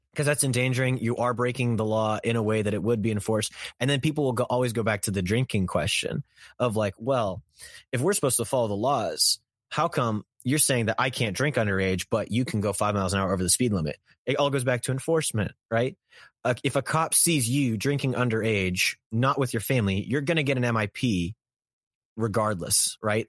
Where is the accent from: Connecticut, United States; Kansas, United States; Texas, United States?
Kansas, United States; I'm from Kansas, and the streets in Kansas are a bit slow